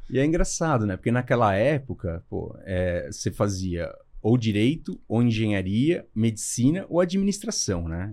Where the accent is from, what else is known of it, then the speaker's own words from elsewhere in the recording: Brazil; a gente era na classe média, morei sempre lá em Santana